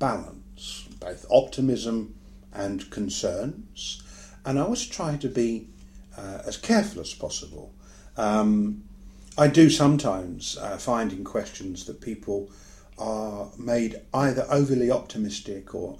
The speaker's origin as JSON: {"language": "English", "country": "United Kingdom", "said": "as I'm British and as I live in Britain these days"}